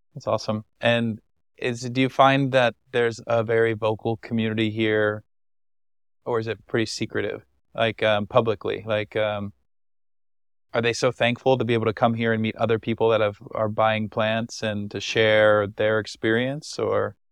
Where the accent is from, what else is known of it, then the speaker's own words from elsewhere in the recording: United States; as an American traveler